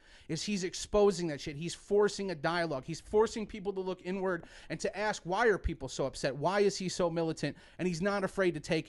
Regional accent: Mishawaka, Indiana, United States; I grew up in Mishawaka, Indiana

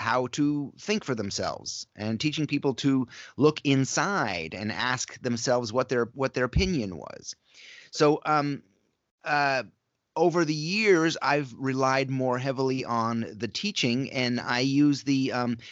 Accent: upstate New York, United States; moved away as an adult; I grew up in upstate New York, all the way in the northeast corner of New York State, just south of Montreal and just west of Burlington, Vermont.

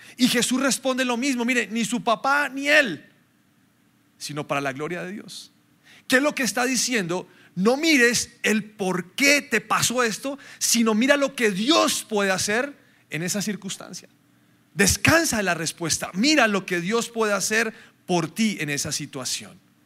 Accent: Colombia; Nosotros somos muy colombianos

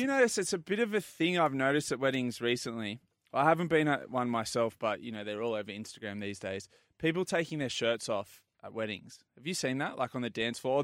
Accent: Port Macquarie, New South Wales, Australia; I'm from Port Macquarie

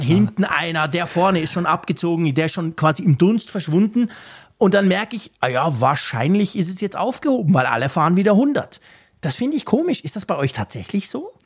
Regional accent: Switzerland; mich als Schweizer

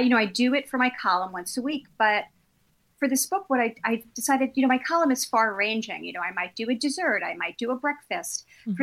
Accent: New York City, New York, United States; I grew up in Brooklyn

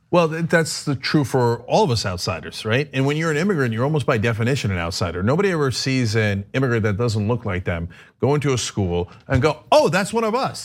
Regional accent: East Brunswick, New Jersey, United States; also born or lived in Turkey; I originally grew up in East Brunswick, New Jersey

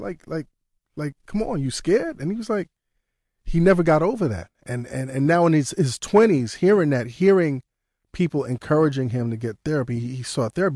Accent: New York City, New York, United States; growing up in Brooklyn

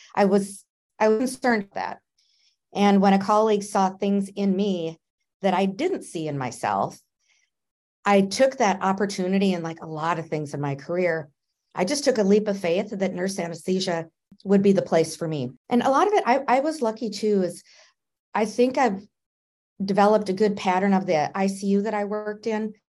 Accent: Minnesota, United States; moved away as an adult; now in South Carolina, United States; I'm from Minnesota. I live in South Carolina now.

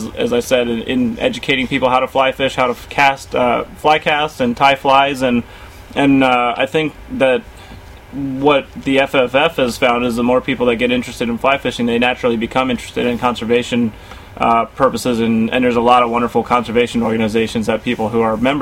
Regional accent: Fairfax, Virginia, United States; I'm one of those rare natives now, because I was born in Fairfax Hospital, and so was my wife and our little girl. So we've been here for our lives so far

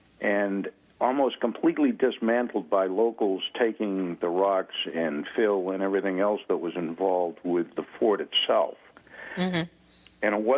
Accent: New England, United States; we as New Englanders and Americans

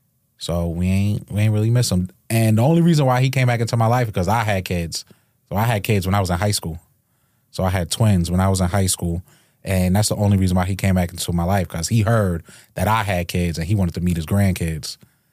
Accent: Hempstead, New York, United States; Hempstead, Freeport, Hempstead area.

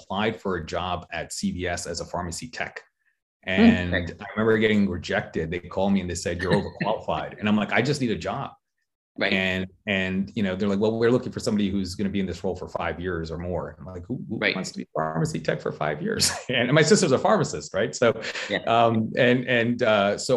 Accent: Marlboro, New Jersey, United States; also born or lived in Queens, New York; now in Chester, United States; We moved to New Jersey

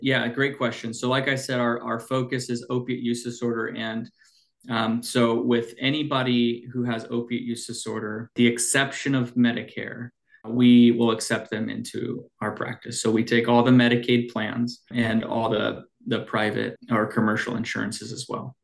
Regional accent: Snohomish County, Washington, United States; I grew up in Washington in Snohomish County. So, uh, and I'm doing the work back in my kind of my hometown.

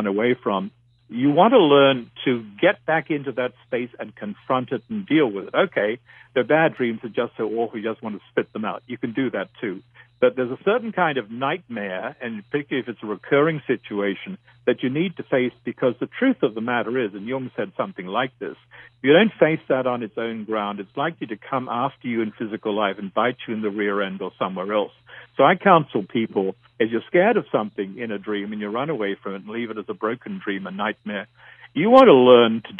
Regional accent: Australia; moved away as an adult; now in North America; I grew up in Australia

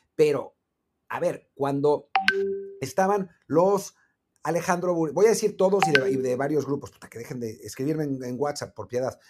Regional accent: Mexico

